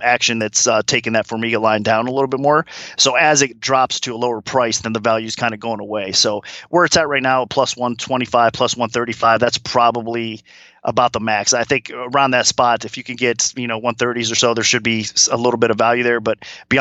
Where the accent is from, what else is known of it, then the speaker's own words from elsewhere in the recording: Ohio, United States; I'm an Ohio guy